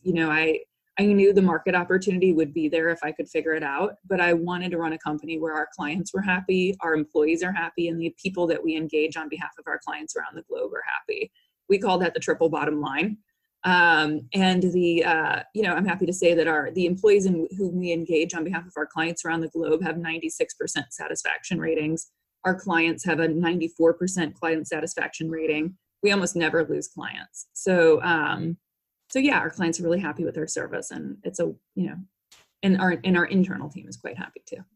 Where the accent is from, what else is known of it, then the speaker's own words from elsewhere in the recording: St. Louis, Missouri, United States; I'm from St. Louis, Missouri originally, and my parents are both business people